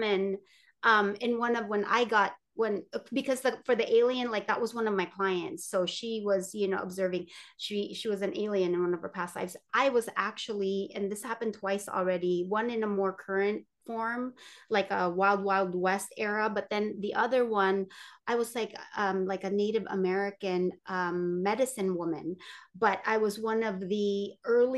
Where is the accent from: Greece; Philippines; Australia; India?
Philippines; I'm Filipino